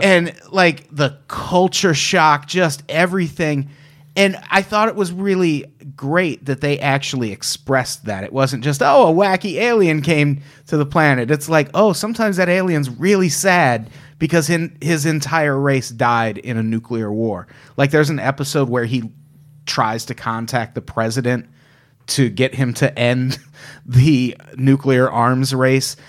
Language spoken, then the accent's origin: English; Illinois, United States; I grew up in Illinois